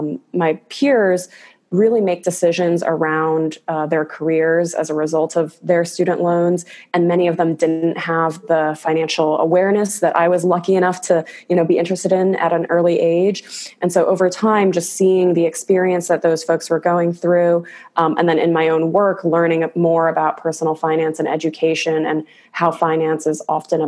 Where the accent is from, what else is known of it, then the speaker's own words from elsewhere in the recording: Chicago suburbs, Illinois, United States; moved away as an adult; now in California, United States; I'm originally from the Chicago suburbs, moved out to California